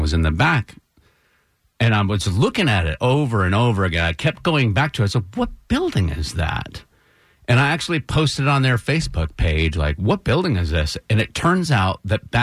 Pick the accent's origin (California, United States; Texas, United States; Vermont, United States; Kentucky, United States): Vermont, United States; Brattleboro; the Brattleboro, my hometown historical society